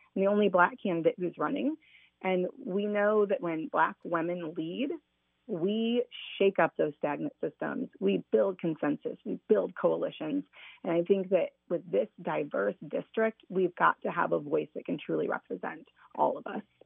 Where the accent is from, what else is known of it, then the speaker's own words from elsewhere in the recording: Fort Wayne, Indiana, United States; also born or lived in Columbus, Indiana / Martinsville, Indiana; I grew up in Fort Wayne